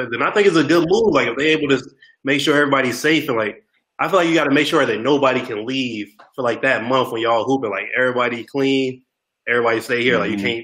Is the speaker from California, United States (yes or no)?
yes; Los Angeles, California, United States; I just graduated from Howard, uh, HU19 last year. I'm from Third. born